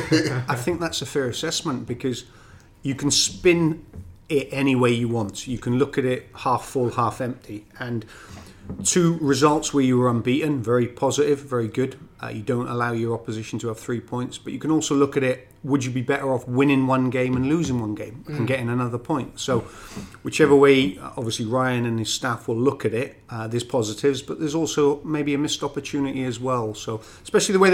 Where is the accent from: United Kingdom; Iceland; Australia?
United Kingdom; Wales; accent: Welsh; moved away as an adult; now in Canada; I'll never lose my Welsh accent